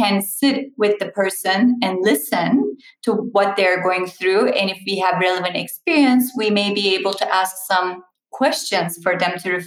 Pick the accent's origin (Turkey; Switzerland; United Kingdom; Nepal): Turkey; moved away; I'm Turkish and Turkish is a tea culture